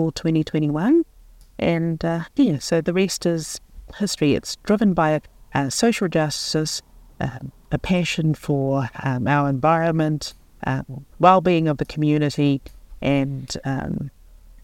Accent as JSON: {"language": "English", "region": "Auckland", "country": "New Zealand", "tie": "born or raised there", "said": "I was born and raised in Auckland City, so I'm a city girl."}